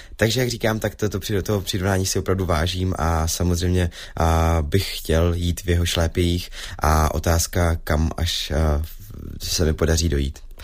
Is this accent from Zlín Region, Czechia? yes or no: yes; Zlín, Zlín Region, Czechia; jsem ze Zlína